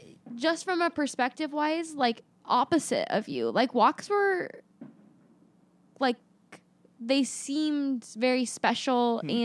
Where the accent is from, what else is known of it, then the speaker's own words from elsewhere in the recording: Gold River, California, United States; And I grew up in Gold River, California, which is like this very particular suburban neighborhood